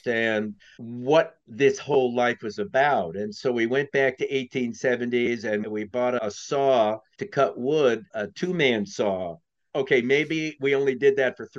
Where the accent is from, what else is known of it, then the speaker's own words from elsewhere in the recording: New York, United States; moved away as an adult; also born or lived in California; I grew up in New York. I lived on the address that people die for.